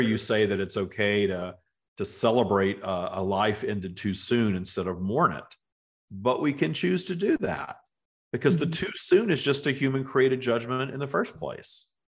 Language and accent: English; the South, United States; moved away; growing up in the South in the United States